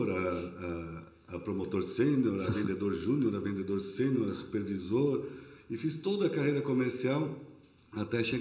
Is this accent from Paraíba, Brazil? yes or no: no; São Paulo, Brazil; now in Blumenau, Brazil; eu sou de São Paulo.